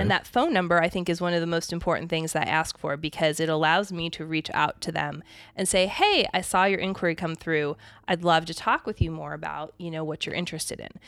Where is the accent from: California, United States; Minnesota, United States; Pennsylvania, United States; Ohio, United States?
Pennsylvania, United States; moved away; also born or lived in Arizona; I grew up in Pennsylvania, so it's, I mean, I didn't, I haven't lived there for a very long time